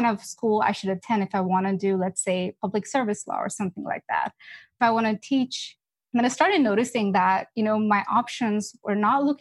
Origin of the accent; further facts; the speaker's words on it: Dallas, Texas, United States; I'm from Dallas